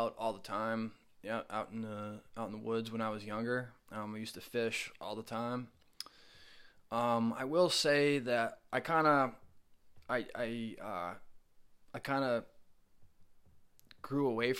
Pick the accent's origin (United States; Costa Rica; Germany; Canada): United States; Oakland, Maine; moved away as an adult; I grew up in Oakland, Maine